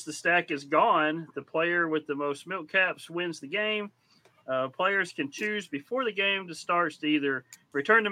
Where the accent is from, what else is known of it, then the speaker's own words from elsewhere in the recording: Texas, United States; I'm from Texas